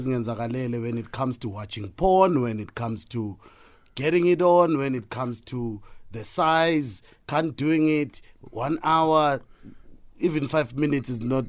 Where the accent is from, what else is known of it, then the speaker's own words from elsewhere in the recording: Soweto, Gauteng, South Africa; also born or lived in Newcastle, KwaZulu-Natal; I'm actually from Soweto, fresh.